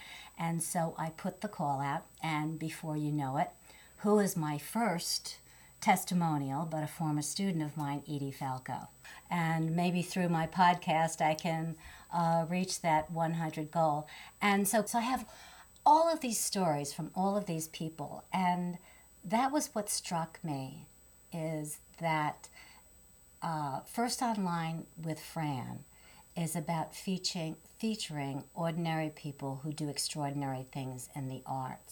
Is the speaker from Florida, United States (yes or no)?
no; New York City, New York, United States; I'm from New York